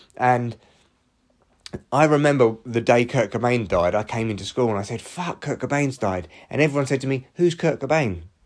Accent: Barnet, London, United Kingdom; moved away; my hometown

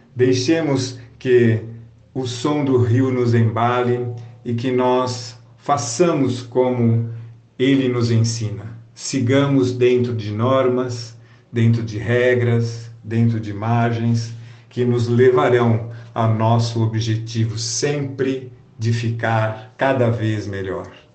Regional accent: Brazil; como brasileiros

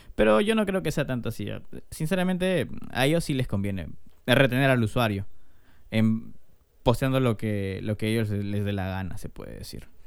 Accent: Peru; somos peruanos

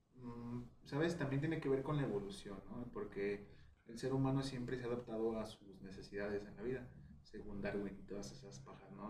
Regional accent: Mexico; a nosotros como mexicanos

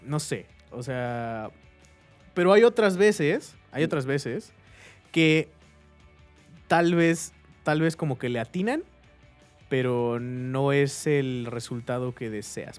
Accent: Querétaro, Mexico; aquí en Querétaro, nosotros somos de Querétaro

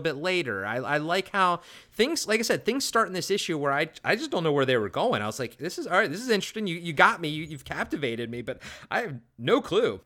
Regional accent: Maryland, United States; growing up in Maryland

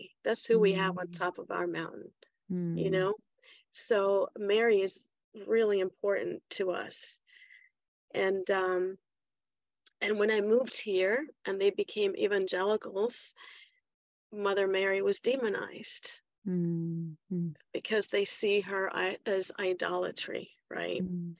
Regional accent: Chile; also born or lived in Washington, D.C. / Mexico; now in United States; But both my parents were Chilean, so I was raised in Chile.

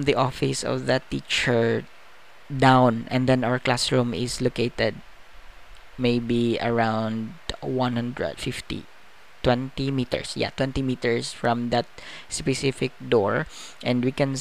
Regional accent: Visayas, Philippines; English is a second language; I'm not comfortable speaking Tagalog, because I'm from the Bisaya island

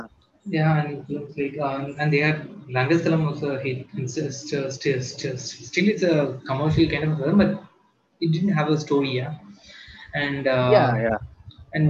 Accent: Tamil Nadu, India; also born or lived in Kerala; I'm from Tamil Nadu

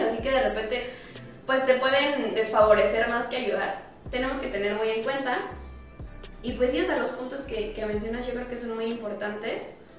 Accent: Mexico; nosotros como mexicanos

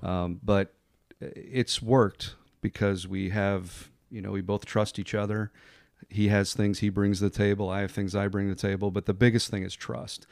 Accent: Connecticut, United States; moved away as an adult; now in Pensacola, United States; I grew up in Connecticut, came down here to go to college

